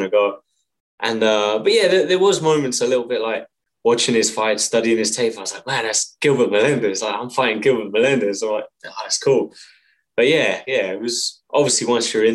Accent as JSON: {"language": "English", "region": "England", "country": "United Kingdom", "moved": "as an adult", "lives_now": "Montreal, Canada", "said": "So I'm from England. I trained in a little village in England."}